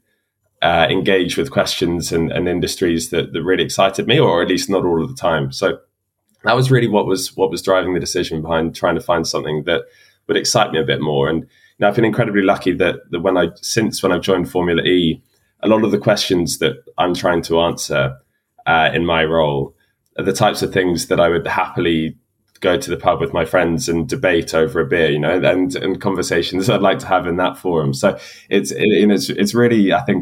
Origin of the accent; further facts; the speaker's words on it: London, United Kingdom; I'm a Londoner, so I'm now working just up the road from where I went to school.